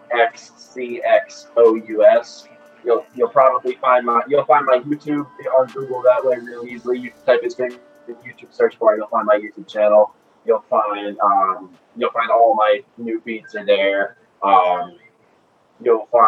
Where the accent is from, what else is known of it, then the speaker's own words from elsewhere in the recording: Philadelphia, Pennsylvania, United States; moved away; also born or lived in Massachusetts; Growing up in Philadelphia